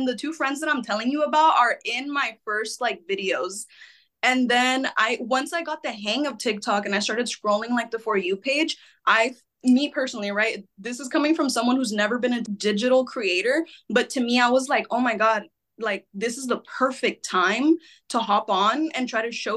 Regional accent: San Antonio, Texas, United States; also born or lived in San Jose, California; I was born in San Jose, California, so I'm a West Coaster, but I've been growing up most of my life here in San Antonio since I was about 8.

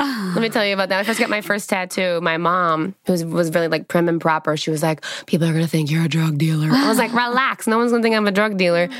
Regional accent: Dallas, Texas, United States; Dallas, Texas.

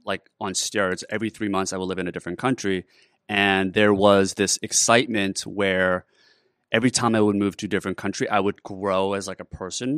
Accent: Canada; I grew up in Canada

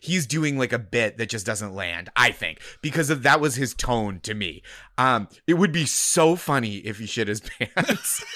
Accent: Boston, Massachusetts, United States; now in New York, United States; I grew up in the Boston area

